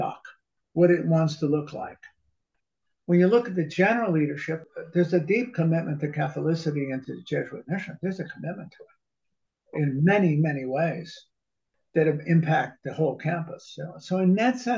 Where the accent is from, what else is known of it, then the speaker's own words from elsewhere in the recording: New Haven, Connecticut, United States; I grew up in New Haven, right at Yale